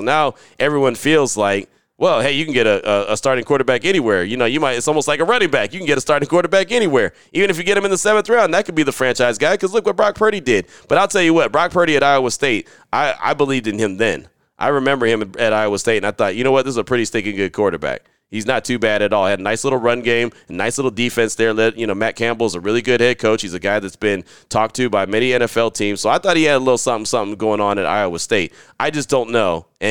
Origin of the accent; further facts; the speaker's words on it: United Kingdom; I know you know I'm from the United Kingdom, but you may not know I served in the British Army.